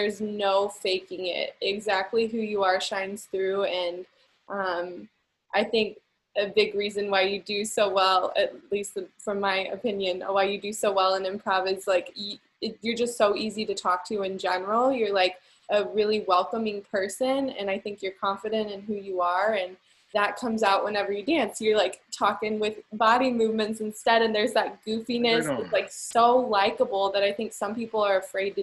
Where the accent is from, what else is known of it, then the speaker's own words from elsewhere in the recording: Collinsville, United States; in Collinsville, my hometown, like, there's not too many people, at least growing up in the 90s